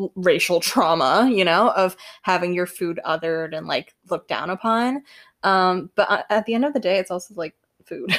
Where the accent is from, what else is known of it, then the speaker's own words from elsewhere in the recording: Singapore; I'm Singaporean, like, on top of the many other identities I hold